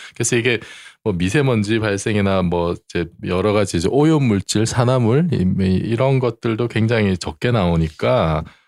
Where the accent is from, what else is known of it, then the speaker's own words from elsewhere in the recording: Busan, South Korea; 제가 이제 그 고향이 부산인데